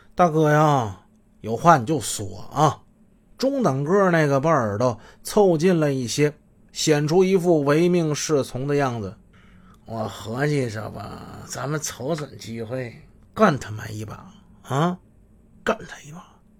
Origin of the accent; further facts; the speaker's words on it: Shenyang, Liaoning, China; 我们好多沈阳出租车司机